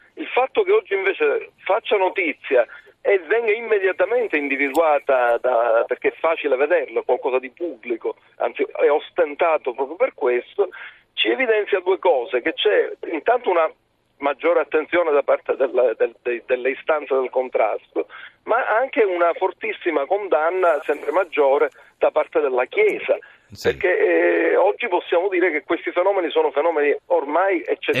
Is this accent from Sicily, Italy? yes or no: yes; Sicily, Italy; lo dico da siciliano